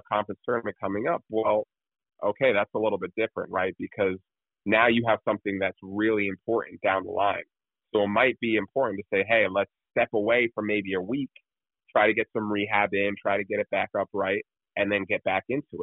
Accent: New Jersey, United States; I'm from New Jersey

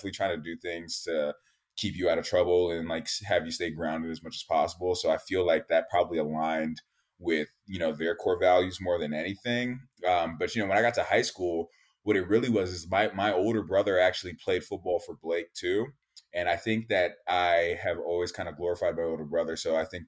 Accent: Silver Spring, Maryland, United States; I'm from Silver Spring, Maryland, just to give people context. That's in Montgomery County

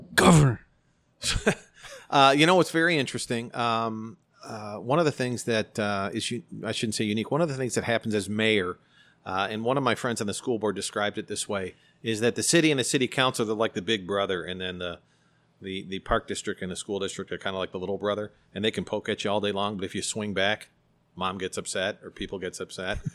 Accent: Elmhurst, Illinois, United States; I love my hometown.

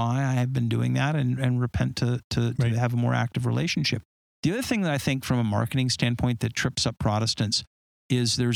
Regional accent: Southern California, United States; I grew up in Southern California and I surfed

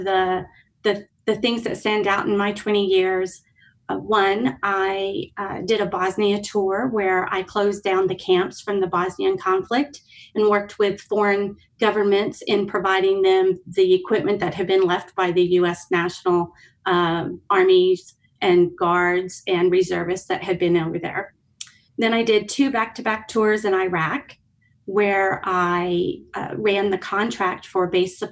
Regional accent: West Texas, United States; moved away as an adult; also born or lived in Tokyo, Japan; now in Albuquerque, United States; I'm actually born and raised in West Texas

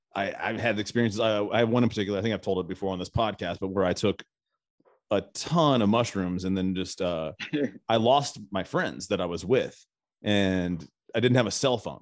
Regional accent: Arizona, United States; now in Nashville, United States; I'm originally from Arizona

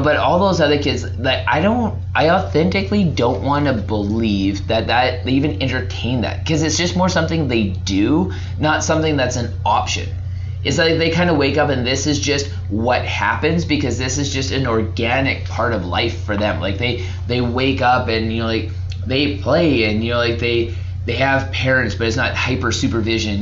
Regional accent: Alberta, Canada; moved away as an adult; now in British Columbia, Canada; I'm from Alberta. Moved to BC.

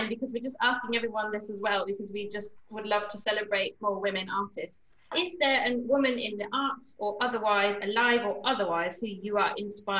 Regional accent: Germany; also born or lived in England; I grew up as a British person in Germany

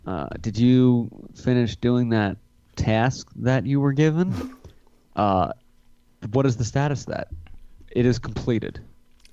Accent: Scotland, United Kingdom; I am Scottish.

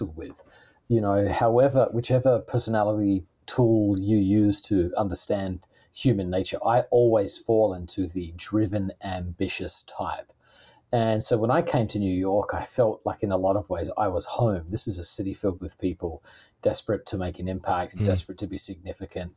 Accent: Australia; moved away as an adult; now in United States; I'm originally from Australia. I've been in the US for, hard to believe, 21 years now.

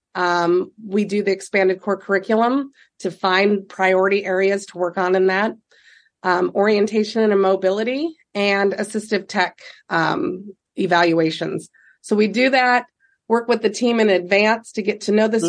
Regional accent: Fullerton, Nebraska, United States; I grew up in Fullerton, Nebraska, and then ended up moving to Nebraska City in '99

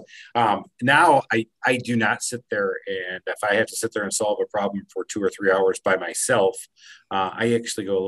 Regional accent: Michigan, United States; Growing up in Michigan

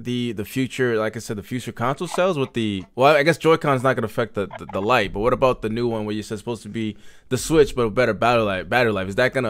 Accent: DMV, Washington metropolitan area, United States; majority of us are from the DMV here

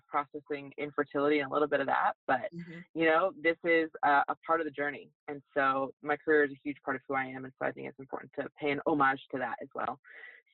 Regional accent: Lake Worth, Florida, United States; I'm from South Florida, born and raised. I grew up in an area called Lake Worth

